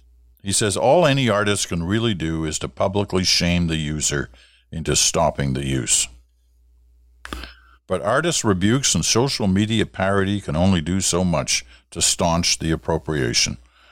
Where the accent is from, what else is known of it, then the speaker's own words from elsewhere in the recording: Kuala Lumpur, Malaysia; also born or lived in England; I was born in England, as I've told you before, and the early childhood was actually in what was then Malaya, now Malaysia, in KL, Kuala Lumpur.